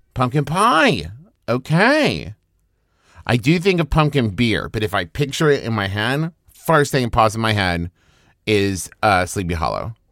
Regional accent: West Virginia, United States; moved away; also born or lived in Oklahoma; I'm from West Virginia, went to school in Oklahoma

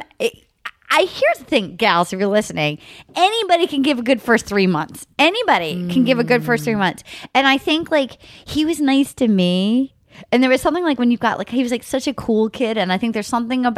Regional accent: New England, United States; growing up in New England

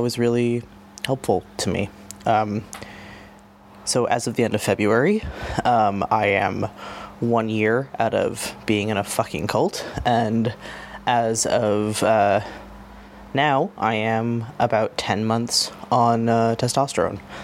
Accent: Los Angeles, California, United States; now in Toronto, Canada; as someone who used to live

